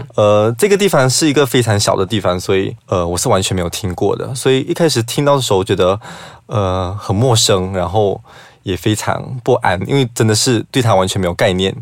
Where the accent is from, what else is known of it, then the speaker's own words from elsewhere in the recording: Sarawak, Malaysia; 因为我是来自沙拉越市屋这个地方